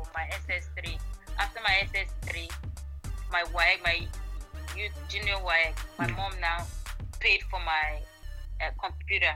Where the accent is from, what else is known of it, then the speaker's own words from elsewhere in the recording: Boko, Benue, Nigeria; I was born in Boko